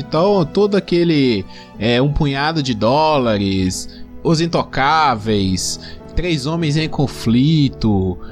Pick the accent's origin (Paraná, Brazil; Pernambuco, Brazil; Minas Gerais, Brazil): Minas Gerais, Brazil; interior of; Eu sou do interior aqui, de, de Minas Gerais